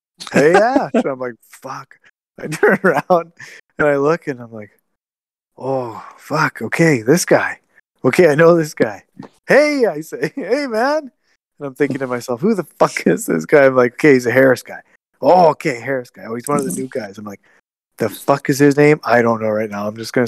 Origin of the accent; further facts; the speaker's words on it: Dauphin, Manitoba, Canada; moved away; I'm fucking from Dauphin